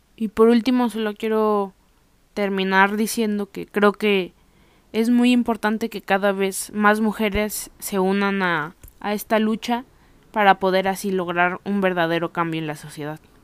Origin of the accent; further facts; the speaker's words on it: Mexico; nuestra historia, e identidad como mexicanos